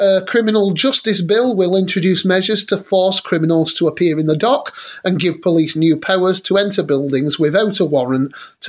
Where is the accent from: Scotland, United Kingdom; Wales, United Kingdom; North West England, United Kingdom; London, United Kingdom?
North West England, United Kingdom; Rochdale; I'm from Rochdale. I was born there.